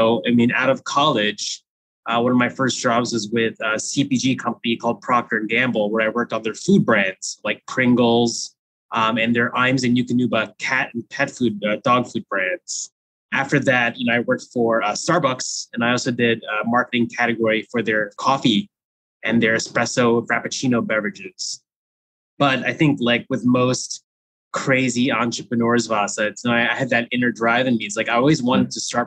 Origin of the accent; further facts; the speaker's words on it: New Jersey, United States; also born or lived in Philippines; I was born in the Philippines and I was raised in the exotic land of New Jersey, specifically when I was 2 years old